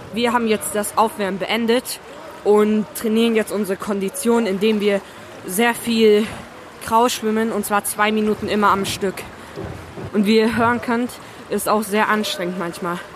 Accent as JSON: {"language": "German", "country": "Hungary", "tie": "born or raised there", "moved": "yes", "said": "zu Hause in meiner Heimat. Also ich komme aus Ungarn"}